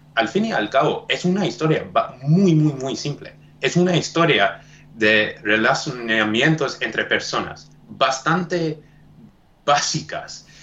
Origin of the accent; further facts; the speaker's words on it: South Africa; Spanish is a second language; yo nací en Sudáfrica.